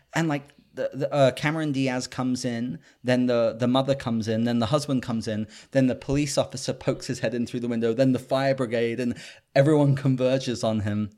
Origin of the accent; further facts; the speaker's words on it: United Kingdom; I'm a Brit